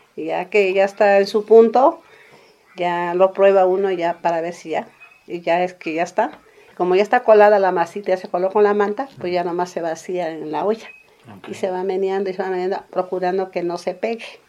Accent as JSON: {"language": "Spanish", "town": "San Jerónimo Tecóatl", "region": "Oaxaca", "country": "Mexico", "tie": "born or raised there", "said": "soy originaria de San Jerónimo Tecuatl"}